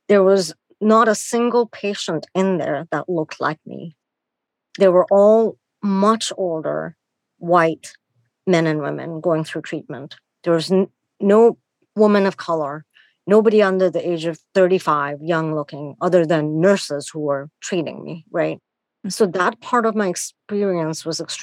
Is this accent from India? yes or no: yes; India; moved away; I'm born and raised in India